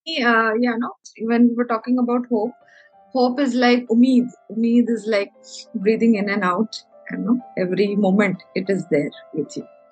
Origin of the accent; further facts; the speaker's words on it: Kerala, India; also born or lived in Nagpur, India / Amravati, India; now in Chennai, India; मैं केरला से बिलोंग करती हूँ एंड आई पढ़ाई मैंने नागपुर से की है